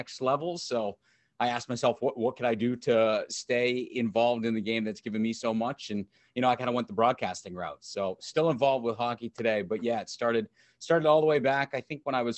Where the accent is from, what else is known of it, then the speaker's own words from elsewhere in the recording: New Hampshire, United States; I grew up in New Hampshire and, you know, hockey's kind of a big thing there